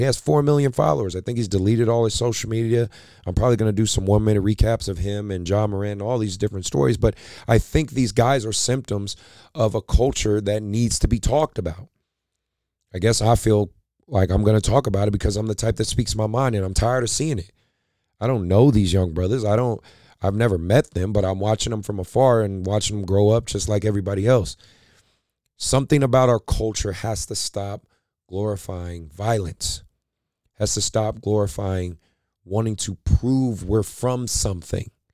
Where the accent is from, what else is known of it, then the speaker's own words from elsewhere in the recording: Oakland, California, United States; I grew up in Oakland, California, in, in West Oakland, very, um, very rough neighborhood